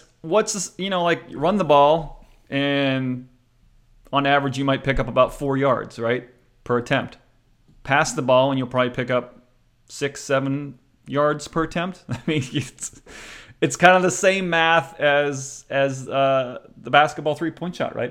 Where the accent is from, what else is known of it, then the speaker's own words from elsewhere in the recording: near Pittsburgh, Pennsylvania, United States; I was raised near Pittsburgh